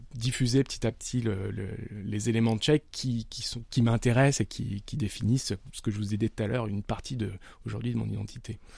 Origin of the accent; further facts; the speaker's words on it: Nice, Provence-Alpes-Côte d'Azur, France; je viens de Nice